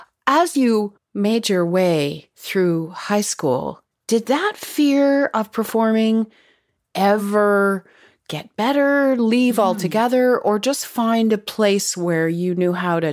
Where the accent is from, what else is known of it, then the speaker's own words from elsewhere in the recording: Toronto, Ontario, Canada; I grew up in the West End of the city of Toronto.